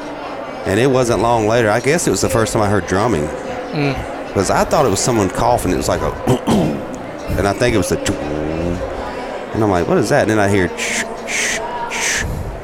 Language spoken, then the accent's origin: English; South Carolina, United States; moved away; when I was little, growing up in South Carolina